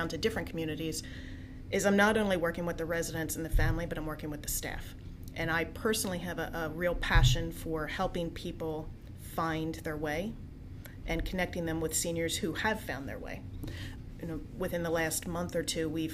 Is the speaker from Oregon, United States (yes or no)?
no; New Jersey, United States; now in Coatesville, United States; I'm a Jersey girl.